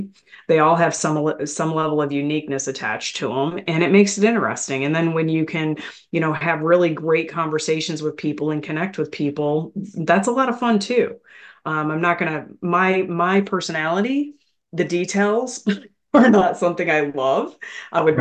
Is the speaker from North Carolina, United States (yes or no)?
no; Michigan, United States; I grew up in Michigan and, so around factories, a lot of factories, farms, things like that, very rural part of the state